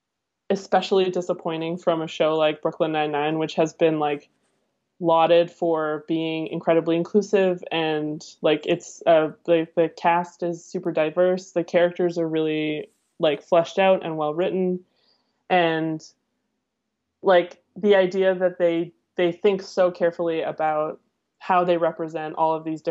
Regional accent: England, United Kingdom; I'm British too.

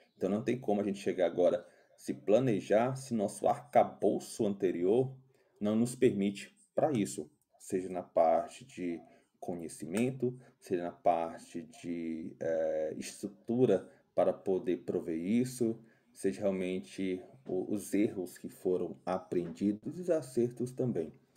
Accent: Ceará, Brazil; moro aqui em Fortaleza, sou cearense.

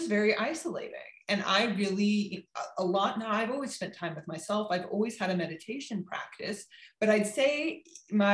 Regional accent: California, United States; moved away as an adult; also born or lived in Berlin; I'm from California.

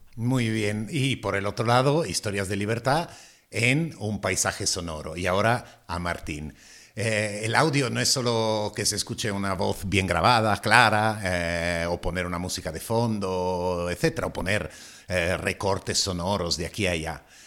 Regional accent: Italy; accent: Italian; Spanish is a second language; now in Madrid, Spain; madrileño desde hace 30 años, pero aún con acento italiano.

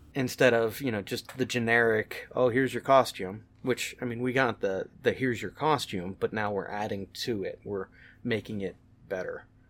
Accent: Western Pennsylvania, United States; I grew up in Western Pennsylvania

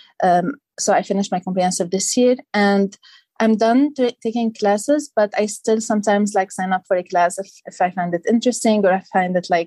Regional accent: Lebanon; moved away as an adult; now in United States; I'm originally from Lebanon, so this is only my third year in the U.S.

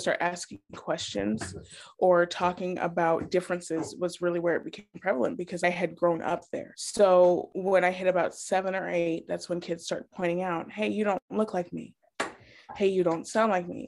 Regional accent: Wyoming, United States; moved away as an adult; also born or lived in Germany / Montana / Chicago; now in Illinois, United States; I was born in Bermejava, Germany. My father was military, so as soon as we came back to the States, I grew up in Montana and Wyoming

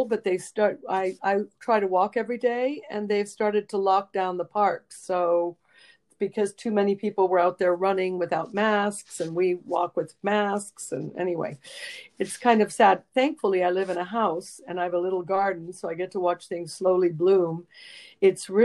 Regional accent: Rome, Lazio, Italy; moved away as an adult; also born or lived in San Francisco; now in United States; I was born and raised in Rome

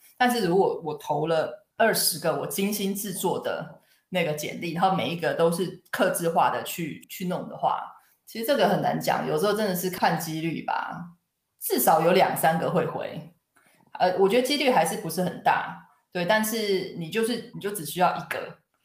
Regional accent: Taiwan; moved away as an adult; now in United Kingdom; 对于我一个华人，我是土生土长的台湾人，所以英文对我来说是一个第二外国语

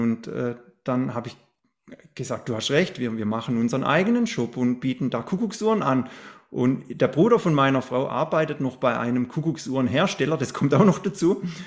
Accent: Black Forest, Baden-Württemberg, Germany; ich bin ja im Schwarzwald aufgewachsen. Ich wohne ja immer noch in, im Schwarzwald

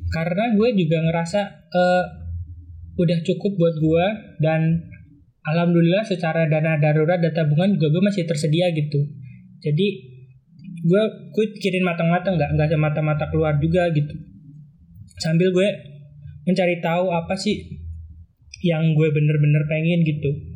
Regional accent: Cilacap, Central Java, Indonesia; moved away as an adult; also born or lived in Bandung; now in Jakarta, Indonesia; asal dari Cilacap, lahir dan besar di sana, kuliah di Bandung, dan sekarang udah 10 bulan di Jakarta

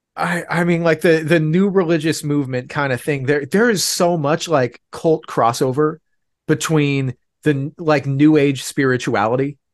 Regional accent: Oregon, United States; I'm from Oregon

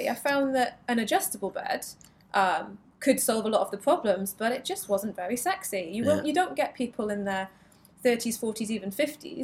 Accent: Newcastle upon Tyne, North East England, United Kingdom; moved away; also born or lived in Leicester; I'm from Newcastle, originally.

